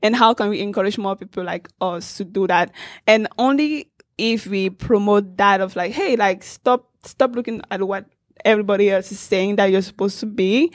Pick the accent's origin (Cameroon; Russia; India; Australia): Cameroon; I grew up in Cameroon in Central Africa